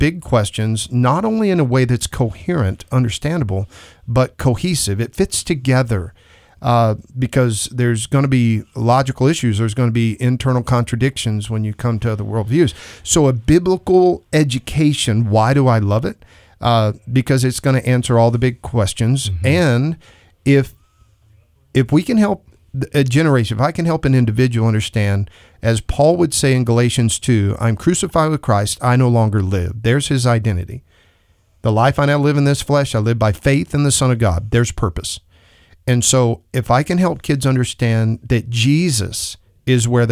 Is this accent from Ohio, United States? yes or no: no; Texas, United States; now in Idaho Falls, United States; I'm from Texas